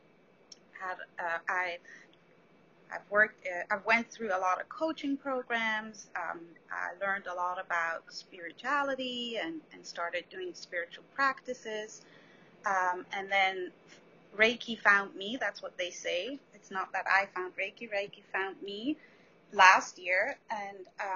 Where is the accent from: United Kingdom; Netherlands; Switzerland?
Switzerland; moved away as an adult; now in New York, United States; I'm originally from Switzerland